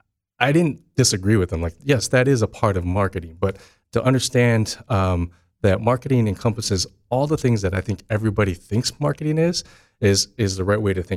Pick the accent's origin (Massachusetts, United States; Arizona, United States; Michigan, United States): Michigan, United States; East Lansing; also born or lived in Chicago; So I grew up in East Lansing. I'm proud to be an East Lansing kid.